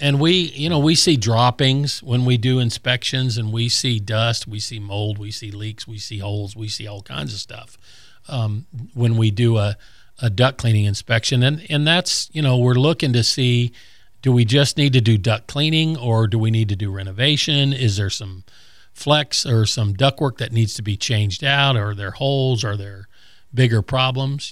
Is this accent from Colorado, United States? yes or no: yes; Colorado, United States; now in Gulf Breeze area, Florida, United States; when I was a kid growing up in Colorado